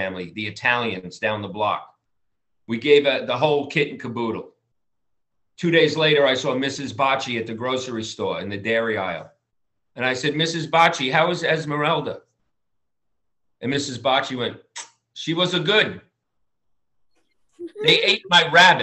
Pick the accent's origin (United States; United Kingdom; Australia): United States; Long Island, New York; now in Los Angeles, United States; I'm from Long Island